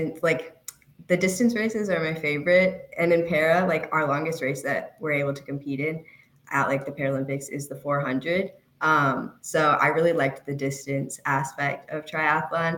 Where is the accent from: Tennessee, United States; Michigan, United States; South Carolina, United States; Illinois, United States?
Illinois, United States; Chicago; I'm from Chicago